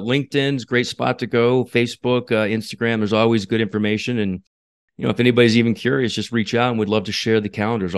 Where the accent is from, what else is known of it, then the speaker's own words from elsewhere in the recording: New Mexico, United States; Yeah. I grew up in New Mexico. I was born and raised in New Mexico.